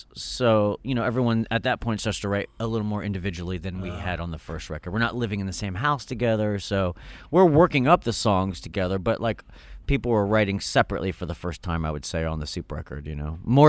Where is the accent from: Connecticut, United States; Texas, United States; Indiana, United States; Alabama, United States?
Indiana, United States; But then I love you because we're from Indiana